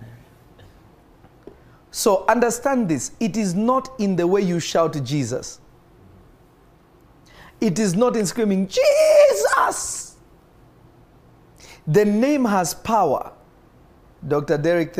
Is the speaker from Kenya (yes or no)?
yes; Kenya; I grew up in Kenya.